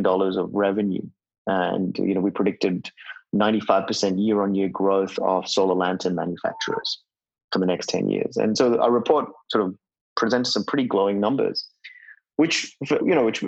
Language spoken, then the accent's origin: English; India; in my early days growing up in India, my hometown would have at least 6-7 hours of kerosene use each day